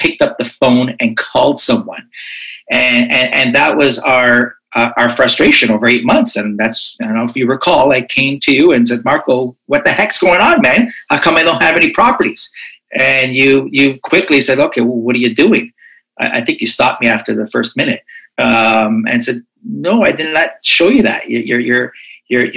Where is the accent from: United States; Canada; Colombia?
Canada; Toronto, Ontario; I'm from Toronto, Canada